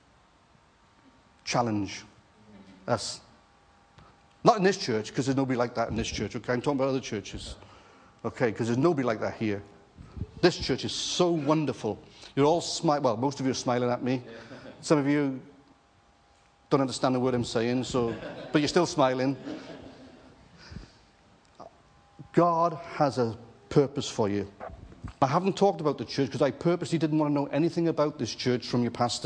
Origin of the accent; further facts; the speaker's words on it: Wales, United Kingdom; moved away; also born or lived in Jersey; I'm a Welshman, married to an Irish girl